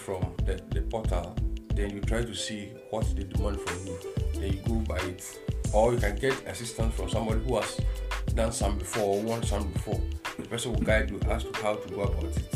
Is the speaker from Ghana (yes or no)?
yes; Ghana; moved away as an adult; now in Gothenburg, Sweden; I'm from Ghana